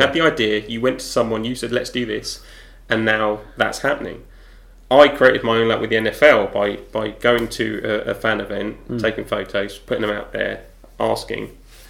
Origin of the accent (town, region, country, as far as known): Deal, South East England, United Kingdom